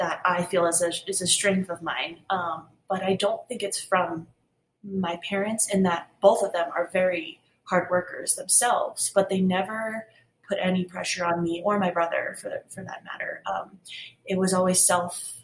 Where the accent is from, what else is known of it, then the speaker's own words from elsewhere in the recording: Cold Spring, New York, United States; I was born in Cold Spring, New York, which is about an hour north of New York City